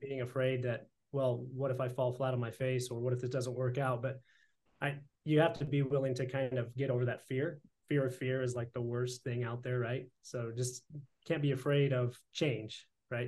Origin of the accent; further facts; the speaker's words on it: Idaho, United States; we're both Idaho boys